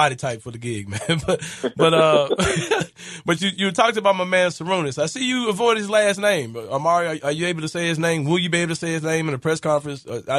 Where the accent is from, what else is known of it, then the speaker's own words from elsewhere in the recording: Memphis, Tennessee, United States; I'm from South Memphis